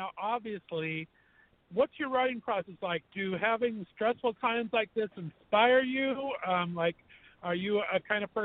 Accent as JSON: {"language": "English", "town": "West Covina", "region": "California", "country": "United States", "tie": "born or raised there", "moved": "yes", "lives_now": "Ohio, United States", "said": "And I grew up in West Covina, California, about 45 minutes from West Hollywood."}